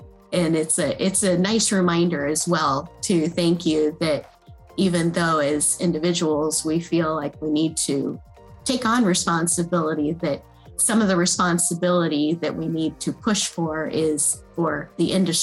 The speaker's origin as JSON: {"language": "English", "region": "Midwest", "country": "United States", "tie": "born or raised there", "said": "Growing up in the Midwest with the Great Lakes"}